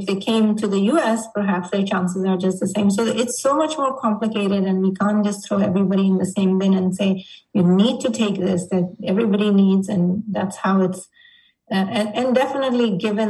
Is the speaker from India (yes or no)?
yes; India; now in United States; growing up in India